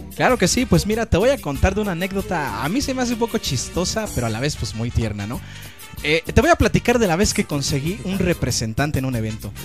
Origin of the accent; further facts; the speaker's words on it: Santo Domingo de Guzmán, Oaxaca, Mexico; moved away; Nosotros vinemos, así como dicen ustedes, directamente desde la República Hermana de Santo Domingo de Guzmán, Huaca, México